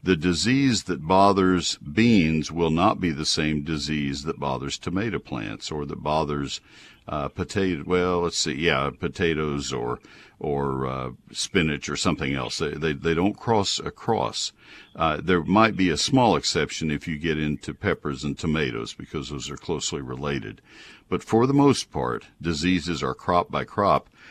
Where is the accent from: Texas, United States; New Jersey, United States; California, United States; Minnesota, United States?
Texas, United States; College Station; When I was growing up in College Station